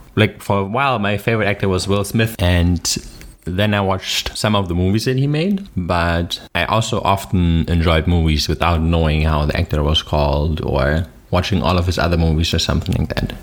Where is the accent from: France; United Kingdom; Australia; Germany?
Germany; accent: German; English is a second language; My German accent